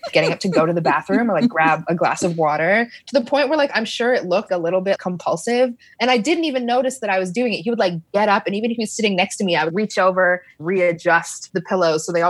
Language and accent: English; Canada; now in United States; I am an immigrant to the States. My parents are Caribbean immigrants to Canada. I'm Canadian.